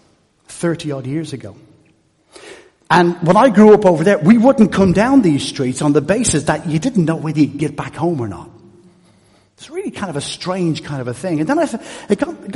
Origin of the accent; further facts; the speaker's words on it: Dublin, Leinster, Ireland; also born or lived in Stoke-on-Trent; now in Naas, Ireland; I'm Irish. I was born in Dublin. But it wasn't home